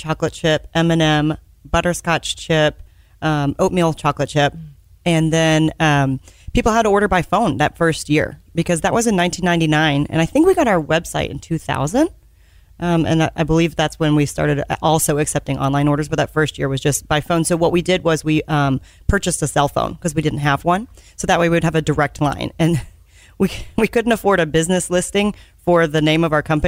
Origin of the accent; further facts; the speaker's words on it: Dallas, Texas, United States; we're from Dallas